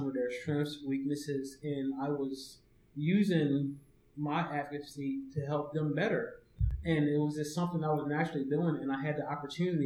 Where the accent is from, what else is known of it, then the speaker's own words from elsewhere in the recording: Delaware, United States; I'm from Delaware